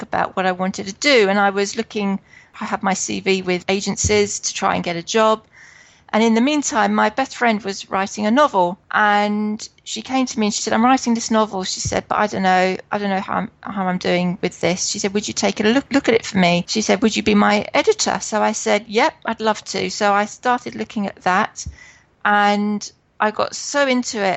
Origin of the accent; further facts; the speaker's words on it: Hertfordshire, East of England, United Kingdom; I come from Hertfordshire in England, which is just outside London.